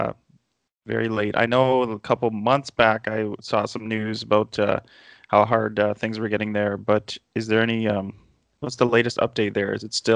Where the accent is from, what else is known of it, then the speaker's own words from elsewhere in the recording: Canada; I, as a Canadian, 30-year-old Canadian dude